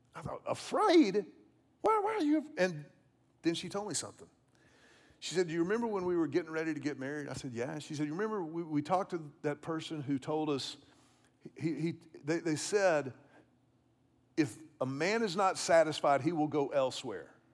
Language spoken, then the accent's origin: English; Houston, Texas, United States; When I was a child growing up in Houston